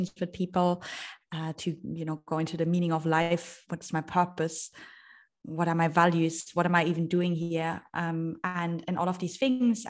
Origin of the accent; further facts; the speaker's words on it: Germany; moved away as an adult; also born or lived in Vienna / London / Shanghai; I am originally from Germany. I left Germany when I was 19 years old